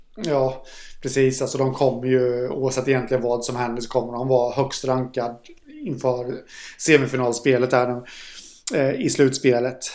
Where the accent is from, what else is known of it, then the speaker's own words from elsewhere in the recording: Jönköping, Jönköping County, Sweden; jag är från Jönköping